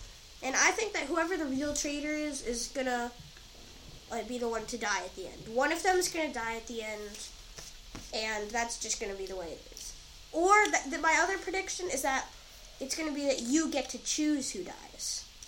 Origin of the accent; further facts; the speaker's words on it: Massachusetts, United States; Yeah, my hometown. Well, not my hometown, just my home state.